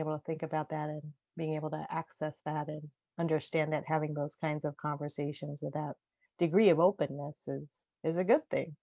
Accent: United States; being Japanese American

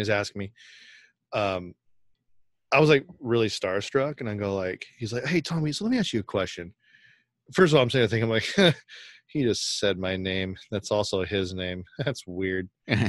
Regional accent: Sacramento, California, United States; We're from Sacramento, too.

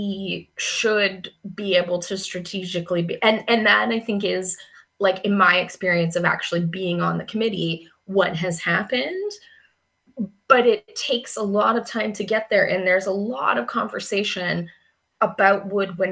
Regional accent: Kelowna, British Columbia, Canada; moved away as an adult; now in London, Canada; I'm from BC, I was born and raised in Kelowna

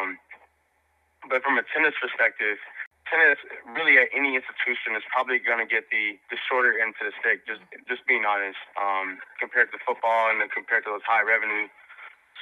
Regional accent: Dallas, Texas, United States; I grew up in South Dallas, fairly low-income neighborhood

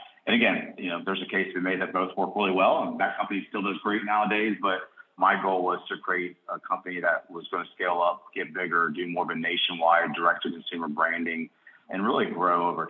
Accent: Cincinnati, Ohio, United States; moved away as an adult; now in Charlotte, United States; I grew up in Cincinnati, Ohio area

